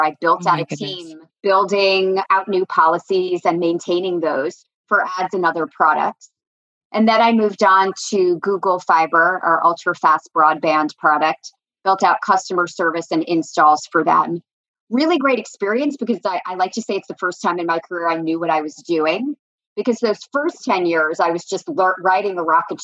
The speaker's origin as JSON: {"language": "English", "region": "New Jersey", "country": "United States", "tie": "born or raised there", "also_born_or_lived": "Virginia", "said": "I grew up in New Jersey."}